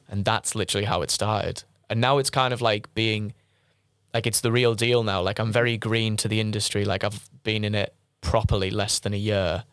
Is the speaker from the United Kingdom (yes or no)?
yes; Middlesbrough, North East England, United Kingdom; I was born in Middlesbrough